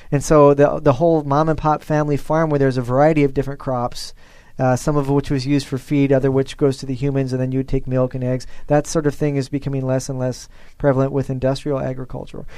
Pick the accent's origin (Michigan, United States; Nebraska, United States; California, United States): Nebraska, United States; I'm from Nebraska, the beef state